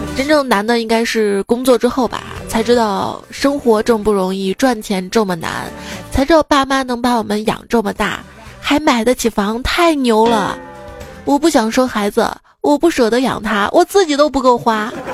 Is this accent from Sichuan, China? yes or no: no; Xi'an, Shaanxi, China; 我们西安那儿，就是东大村二街